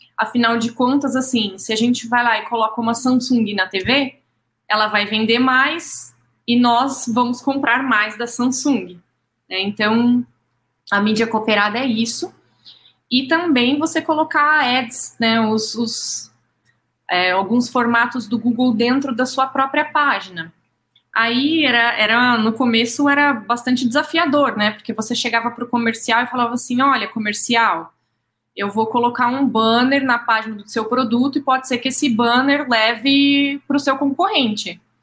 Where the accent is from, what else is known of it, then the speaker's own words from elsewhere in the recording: São José do Rio Preto, São Paulo, Brazil; moved away; sou nascida em Rio Preto, mas fiz faculdade lá